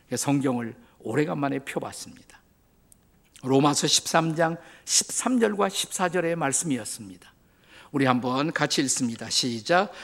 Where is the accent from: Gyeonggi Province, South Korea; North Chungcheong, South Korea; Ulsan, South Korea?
Gyeonggi Province, South Korea; Suwon; moved away as an adult; also born or lived in Seoul / Washington, D.C. area, United States / Bundang/Suji; 저의 고향은 수원입니다.